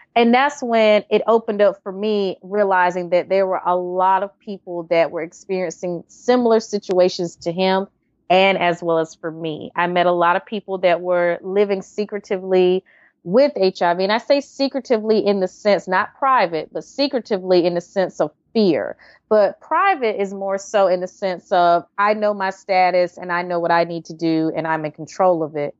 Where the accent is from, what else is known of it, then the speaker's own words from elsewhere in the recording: Wilson, North Carolina, United States; also born or lived in Raleigh, North Carolina; I'm originally from Wilson, North Carolina, um, Easton, North Carolina area.